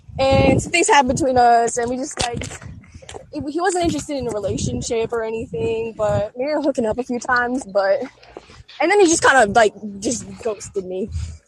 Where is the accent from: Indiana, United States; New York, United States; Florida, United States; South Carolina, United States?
Indiana, United States; East Chicago; born there; now in St. Louis, United States; No, I was born in East Chicago.